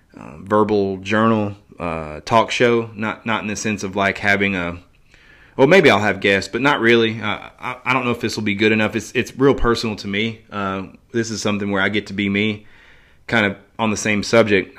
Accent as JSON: {"language": "English", "town": "Johnson City", "region": "Tennessee", "country": "United States", "tie": "born or raised there", "said": "my hometown, Johnson City"}